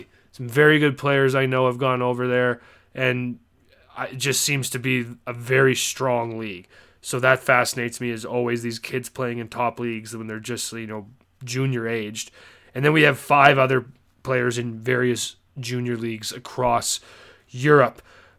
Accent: Canada; Me as a Canadian, not being too familiar with the NCAA

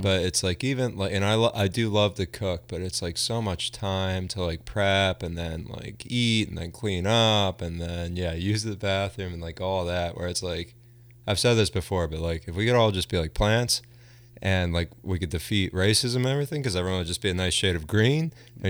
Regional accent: Bucks County, Pennsylvania, United States; growing up in Bucks County, um, it was all filmed there, and I grew up across the street from a cornfield

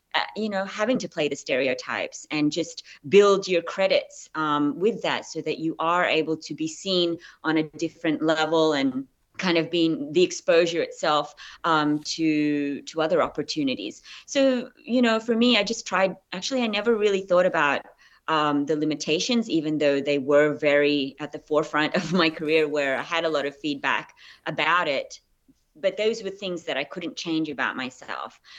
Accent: Australia; accent: Australian; moved away as an adult; also born or lived in Philippines; now in United States; I'm Filipino. I was raised in Australia

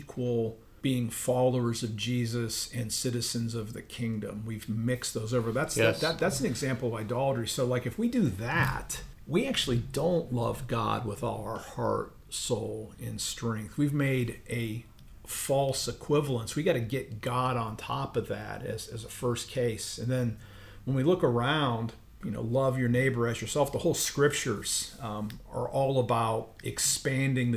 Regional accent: Ohio, United States; I grew up in Ohio

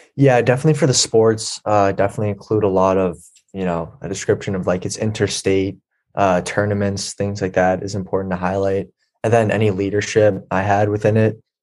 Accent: Swampscott, Massachusetts, United States; I'm from uh, Swampscott, Massachusetts

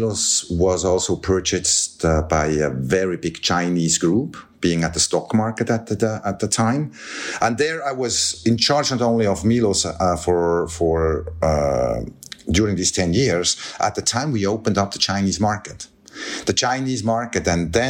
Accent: Biel/Bienne, Bern, Switzerland; I grew up here in Bienne, which is the cradle of the Swiss watchmaking

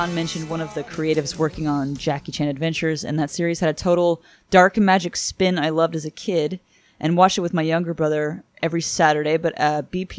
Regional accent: Stamford, Connecticut, United States; growing up in Stamford, Connecticut, just outside of Fairfield, Connecticut, and New York City, there is a playhouse in Stamford

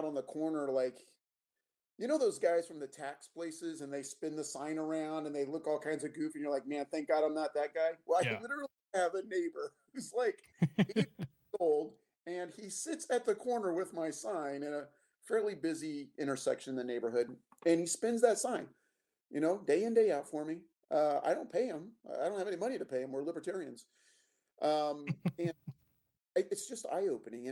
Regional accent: Alaska, United States; I am from Alaska. I live in the most fantastic state in the union.

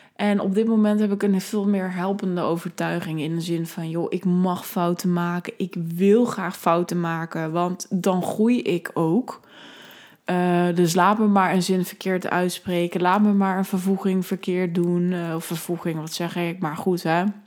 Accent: Netherlands; ik ben een Nederlander, ik ben uit, eh, kom uit een welvarend land

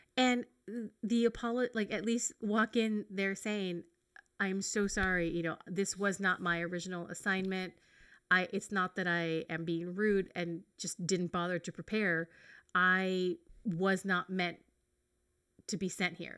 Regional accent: United States

